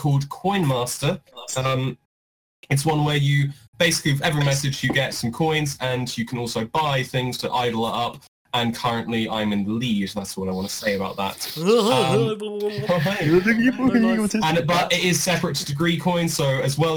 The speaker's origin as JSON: {"language": "English", "region": "England", "country": "United Kingdom", "said": "I'm supporting England because it's my home country"}